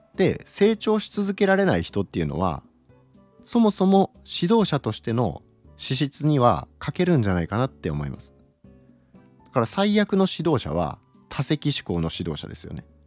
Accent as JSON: {"language": "Japanese", "region": "Okayama", "country": "Japan", "tie": "born or raised there", "said": "岡山出身なんですけど"}